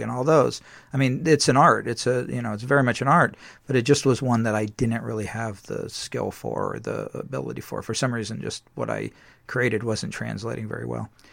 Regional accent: San Diego, California, United States; I grew up in San Diego

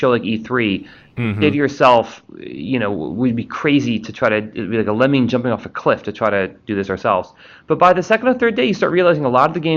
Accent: Washington D.C. and then New York City, East Coast, United States; I grew up on the East Coast in D.C. and then New York City

